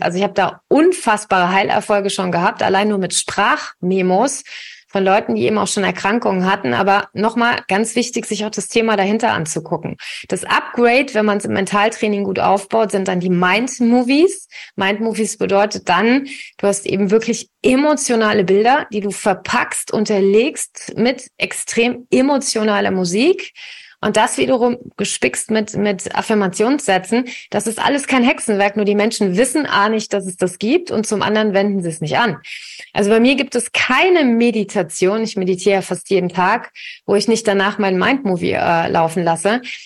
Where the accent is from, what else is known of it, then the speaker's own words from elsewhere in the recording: Königstein im Taunus, Hesse, Germany; ich komme hier aus Königstein, aus dem Taunus